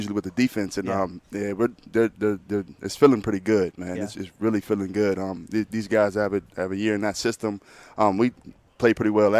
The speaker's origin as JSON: {"language": "English", "town": "Wheeling", "region": "West Virginia", "country": "United States", "moved": "yes", "said": "Northern West Virginia. It's called Willing, small town called Willing, West Virginia, right outside Pittsburgh."}